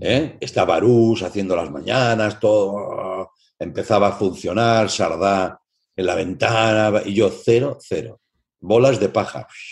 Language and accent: Spanish; Tarragona, Catalonia, Spain; also born or lived in Barcelona; yo soy de Tarragona y yo estudiaba en Barcelona